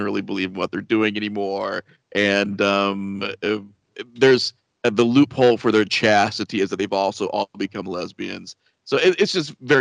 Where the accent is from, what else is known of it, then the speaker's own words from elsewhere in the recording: Midwest, United States; we're from the Midwest in the United States